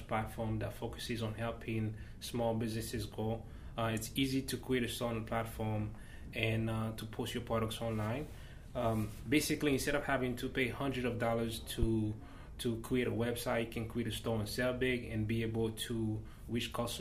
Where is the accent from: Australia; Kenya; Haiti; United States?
Haiti; moved away; I was born and raised in Haiti.